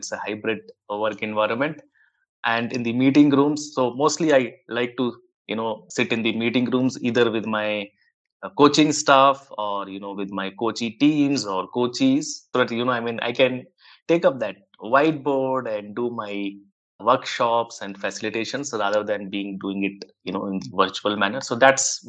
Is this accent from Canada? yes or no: no; India; I was around 12 years old kid in the late 1980s in one of the Indian towns.